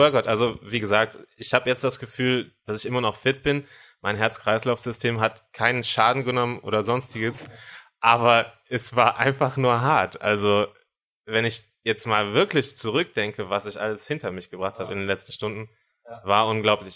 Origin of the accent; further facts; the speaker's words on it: Cologne, North Rhine-Westphalia, Germany; ich komme aus Köln